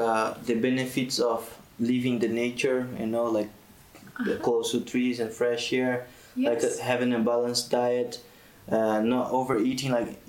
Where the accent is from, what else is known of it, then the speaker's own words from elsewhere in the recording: Brazil; now in Tunisia; I'm from Brazil.